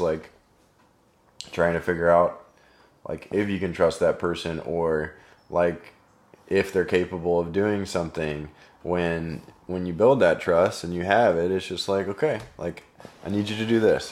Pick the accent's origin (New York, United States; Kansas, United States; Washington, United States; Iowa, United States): Kansas, United States; Overland Park; I grew up in Overland Park.